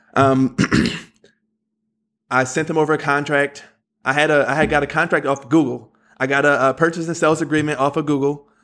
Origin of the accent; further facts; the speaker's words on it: Philadelphia, Pennsylvania, United States; I'm from Philadelphia